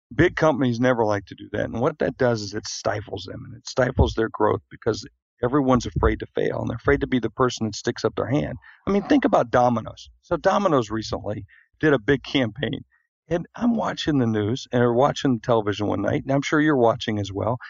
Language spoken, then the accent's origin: English; South Dakota, United States; moved away; I'm from South Dakota